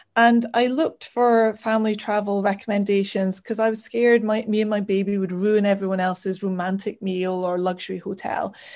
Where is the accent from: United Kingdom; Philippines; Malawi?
United Kingdom; Aberdeen, Scotland; moved away as an adult; also born or lived in Glasgow; I grew up in Aberdeen